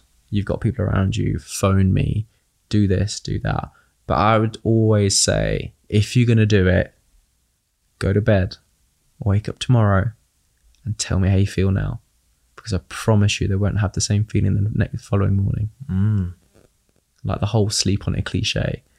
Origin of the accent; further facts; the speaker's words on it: United Kingdom; accent: British; Now you just get my British accent.